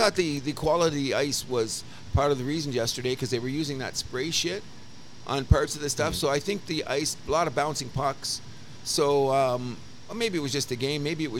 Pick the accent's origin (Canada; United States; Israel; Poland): Canada; Windsor, Ontario; I grew up in South Windsor.